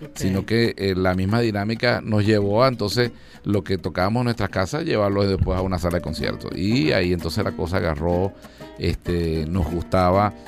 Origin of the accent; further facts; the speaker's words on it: Margarita, Nueva Esparta, Venezuela; also born or lived in Cabimas, Zulia, Venezuela; como a las 6, 5 años, sí me fui a Margarita